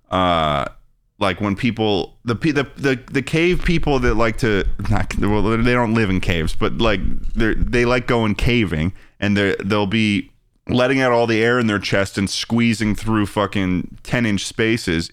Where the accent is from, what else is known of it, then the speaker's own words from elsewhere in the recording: Massachusetts, United States; moved away as an adult; now in Los Angeles, United States; growing up in Mass, growing up in Massachusetts